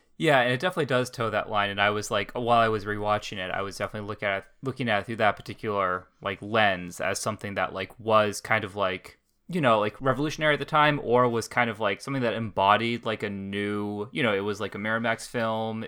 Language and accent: English; New Hampshire, United States; I grew up in New Hampshire